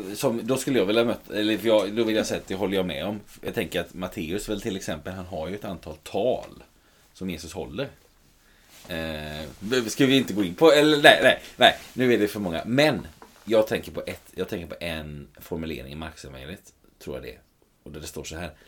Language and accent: Swedish; Sweden; som svenskar